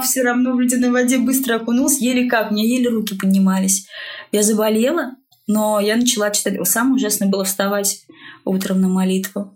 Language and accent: Russian; Russia; я абсолютно русская. Я воспитывалась угу. в русской культуре